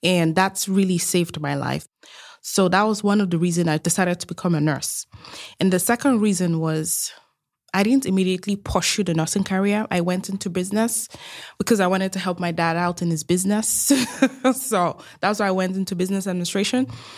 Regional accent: Nigeria; moved away as an adult; Like, I'm Nigerian. I grew up in Nigeria most of my adulthood, and I left Nigeria at the age of 19.

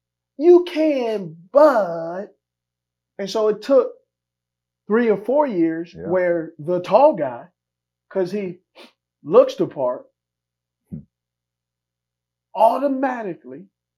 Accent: West Coast, United States; I'm from the West Coast.

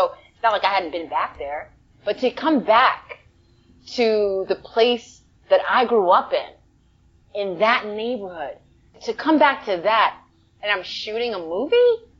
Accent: New York, United States; now in Los Angeles, United States; I'm from the Bronx, but I live in LA. And I've been living in LA for like 15 years. And I still say that. Well, I'm from New York, but I live in LA.

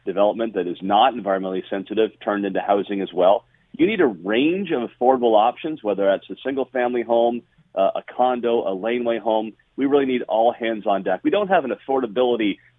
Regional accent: Niagara, Ontario, Canada; when I grew up in Niagara

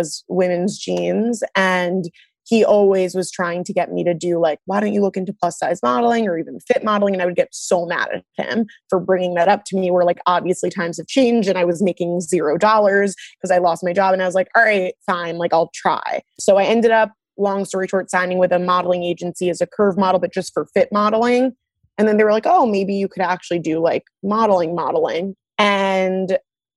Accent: New York City, New York, United States; also born or lived in Long Island, New York / Delaware; now in New York City, United States; I grew up on the Upper East Side

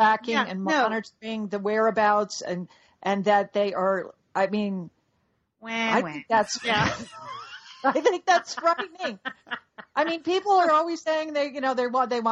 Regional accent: Dallas, Texas, United States; I'm from Dallas, and I'm proud to be from Dallas

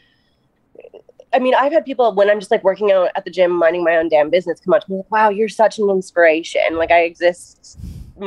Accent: Minnesota, United States; I am from Minnesota

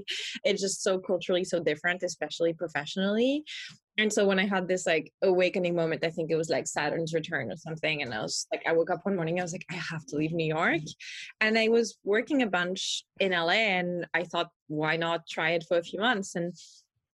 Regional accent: France; accent: French; I'm from France

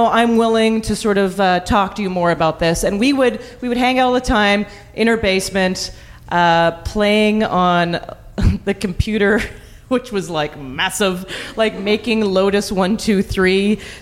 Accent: Calgary, Alberta, Canada; I grew up in Calgary, and Banff is sort of the ski resort town nearby

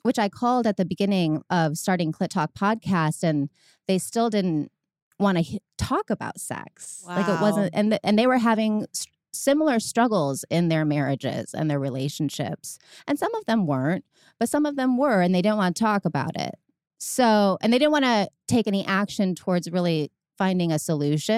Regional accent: Medina, Ohio, United States; It's actually Medina, Ohio. It's a small like country town outside of the city

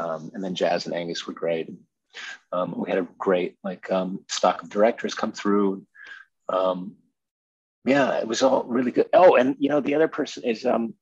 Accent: Fresno, California, United States; I grew up in Fresno, California, so it's like 4 hours away from

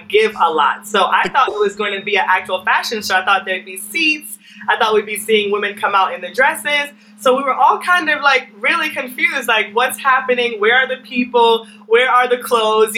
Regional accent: Jamaica; I'm from Jamaica

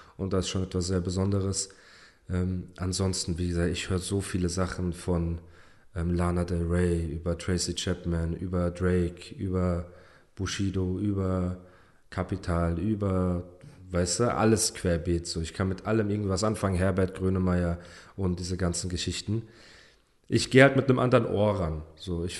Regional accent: Germany; first language German; dass ich hier geboren bin und mit der deutschen Sprache aufgewachsen bin

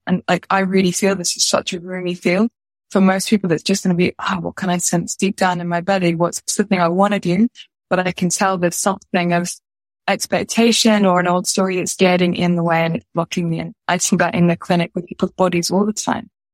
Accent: United Kingdom; I'm a British movement teacher

